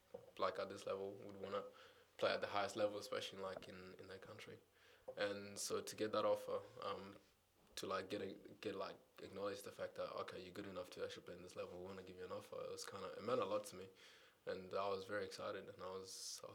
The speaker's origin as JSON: {"language": "English", "town": "Adelaide", "region": "South Australia", "country": "Australia", "tie": "born or raised there", "moved": "yes", "said": "I grew up in Adelaide, so you had to support the local team"}